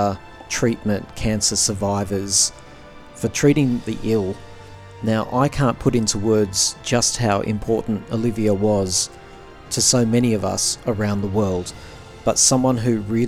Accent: Australia; I'm an Australian

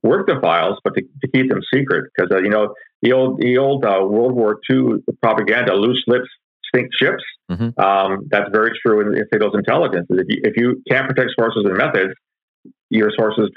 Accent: London, Ontario, Canada; I was born and raised in London, Ontario

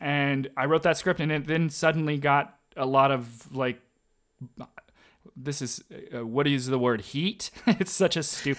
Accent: Arkansas, United States; place in Arkansas, because that's where I grew up. I knew that world really well.

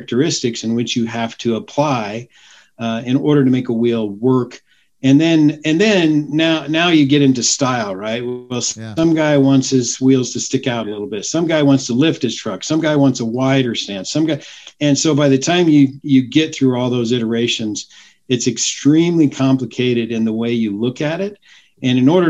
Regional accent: Grand Junction, Colorado, United States; also born or lived in Arizona / Denver, Colorado; I grew up in Grand Junction

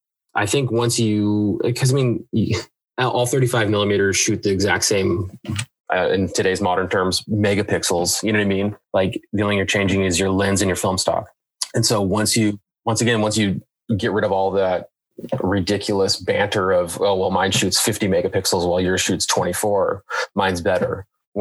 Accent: Washington, United States; also born or lived in San Diego, California; I was born in San Diego, and then once I was probably about 5 years old, I moved to Washington. It's been here ever since

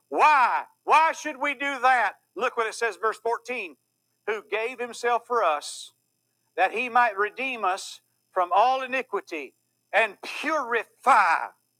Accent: Louisville, Kentucky, United States; well, you know, I'm just from Louisville, so I like all that.

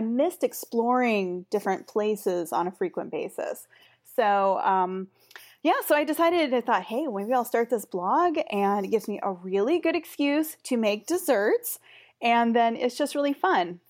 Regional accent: Pacific Northwest, United States; moved away as an adult; also born or lived in Germany; I grew up in the Pacific Northwest in the United States, and then I lived in Germany for a while

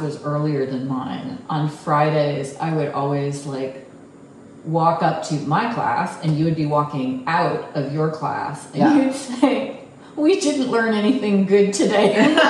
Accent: Texas, United States; moved away; also born or lived in New Jersey; I was born in New Jersey, but I was raised in Texas

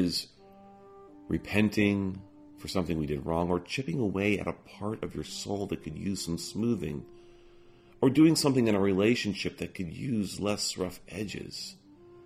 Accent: Alabama, United States; my hometown became fixated on sports. Not just any sport. The sport of God. Which, in Alabama, was and is football

